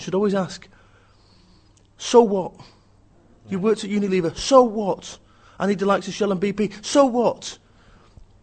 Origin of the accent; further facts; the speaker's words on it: Manchester, North West England, United Kingdom; I'm from Manchester